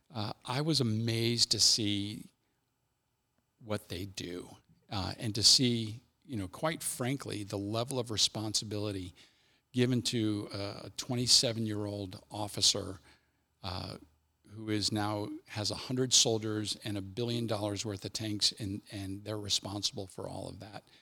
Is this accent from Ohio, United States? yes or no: yes; Cincinnati, Ohio, United States; I'm from Cincinnati, this is my major